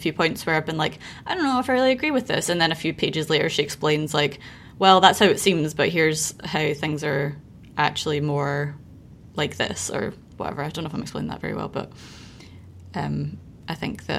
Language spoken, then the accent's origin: English; United Kingdom; moved away; in the UK, like we have a tendency to start talking about it being winter in November